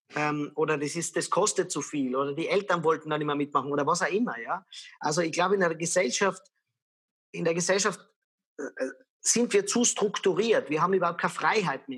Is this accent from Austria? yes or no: yes; Lienz, Tyrol, Austria; moved away as an adult; also born or lived in Vienna; ich bin in einer sehr kleinen Stadt aufgewachsen in Österreich, in Tirol, in Lienz